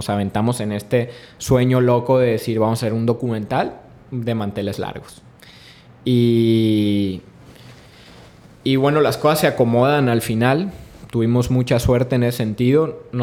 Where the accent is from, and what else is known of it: Sinaloa, Mexico